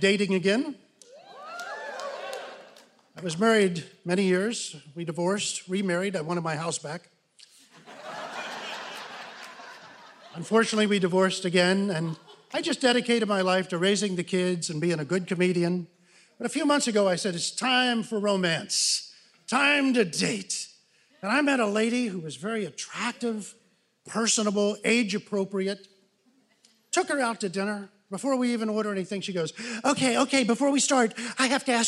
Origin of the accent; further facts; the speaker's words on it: Newport, Kentucky, United States; moved away as an adult; now in Los Angeles, United States; I'm originally from Newport, Kentucky. I moved to Los Angeles